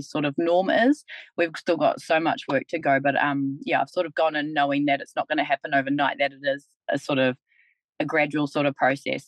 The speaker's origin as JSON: {"language": "English", "town": "Kaitaia", "region": "Northland", "country": "New Zealand", "moved": "yes", "lives_now": "Taranaki, New Zealand", "said": "I'm actually from Kaitaia as well, so I'm from Te Rārua"}